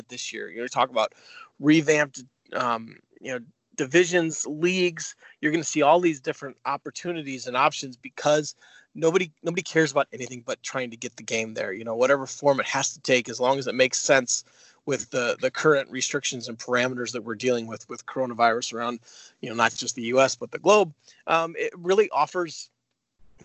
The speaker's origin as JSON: {"language": "English", "town": "St. Louis", "region": "Missouri", "country": "United States", "tie": "born or raised there", "said": "I grew up in St. Louis"}